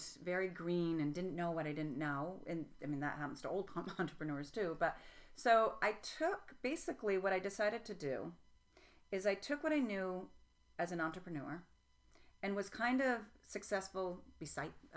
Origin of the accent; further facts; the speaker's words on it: Vermont, United States; also born or lived in Tennessee; I grew up in Vermont